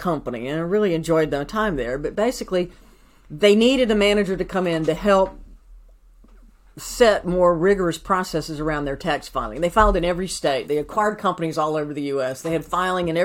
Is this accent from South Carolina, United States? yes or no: yes; Greenville, South Carolina, United States; moved away as an adult; also born or lived in Hickory, North Carolina / Nashville, Tennessee / Minneapolis, Minnesota / Atlanta, Georgia; now in Napa, United States; I transferred to Greenville, South Carolina, my hometown